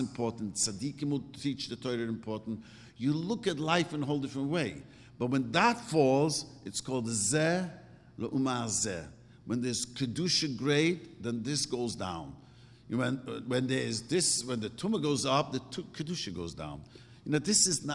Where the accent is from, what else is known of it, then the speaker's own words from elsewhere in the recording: New York City, New York, United States; moved away; I grew up in Williamsburg and I first came here